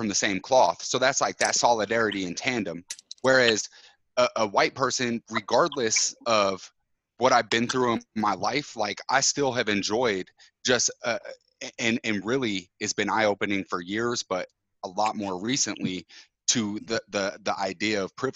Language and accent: English; Utah, United States; moved away as an adult; I grew up in Utah until I was, you know, 23, 24